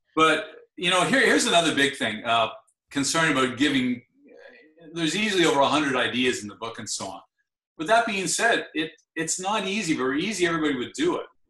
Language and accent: English; Ottawa, Ontario, Canada; I'm from Ottawa